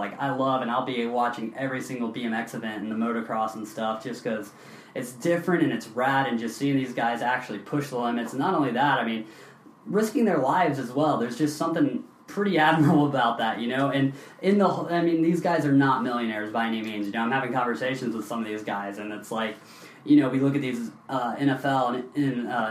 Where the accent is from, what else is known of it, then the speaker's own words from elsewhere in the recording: Knoxville, Tennessee, United States; now in San Diego, United States; I grew up in Knoxville, Tennessee